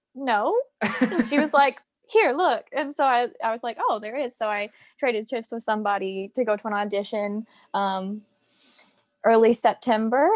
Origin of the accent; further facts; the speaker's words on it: Virginia, United States; accent: American; moved away as an adult; also born or lived in Florida; I'm from Virginia, and then I moved to Florida